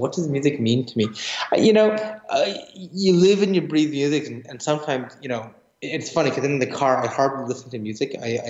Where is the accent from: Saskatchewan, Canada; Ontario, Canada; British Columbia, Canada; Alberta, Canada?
Alberta, Canada; Edmonton; moved away; for the Young Composers Project in Edmonton with the Edmonton Symphony Orchestra. That's where I grew up in Canada.